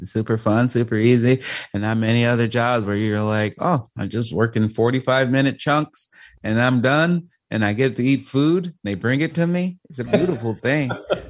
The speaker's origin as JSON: {"language": "English", "town": "Chicago", "region": "Illinois", "country": "United States", "tie": "born or raised there", "said": "the way my voice sounds as a young, you know, black man growing up in Chicago"}